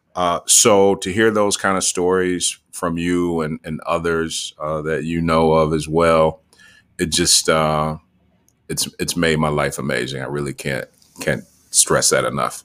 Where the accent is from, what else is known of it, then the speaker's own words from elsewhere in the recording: Muskegon, Michigan, United States; also born or lived in Grand Rapids, Michigan; I was born in Muskegon, Michigan, grew up primarily in Muskegon, between Muskegon and Grand Rapids, Michigan